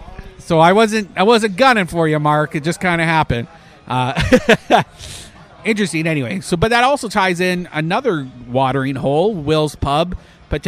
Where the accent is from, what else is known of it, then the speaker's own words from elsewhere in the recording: Canada; moved away; I'm Canadian